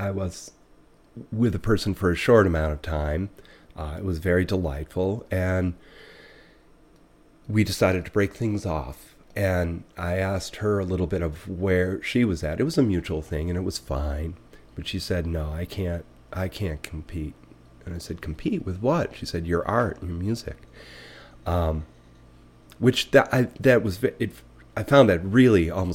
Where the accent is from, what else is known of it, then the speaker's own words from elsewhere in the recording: Buffalo, New York, United States; now in Lincoln, Vermont, United States; I grew up in Buffalo